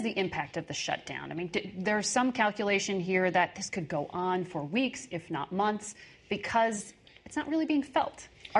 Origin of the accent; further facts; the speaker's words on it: Connecticut, United States; my home state of Connecticut